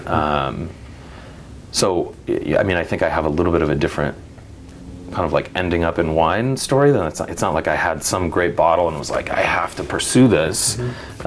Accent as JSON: {"language": "English", "town": "Eugene", "region": "Oregon", "country": "United States", "tie": "born or raised there", "said": "I grew up in Eugene"}